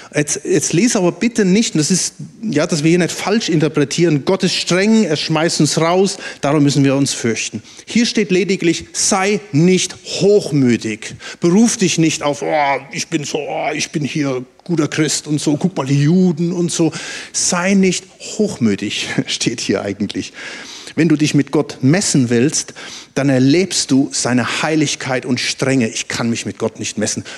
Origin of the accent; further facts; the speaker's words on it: Germany; dass ich Deutscher bin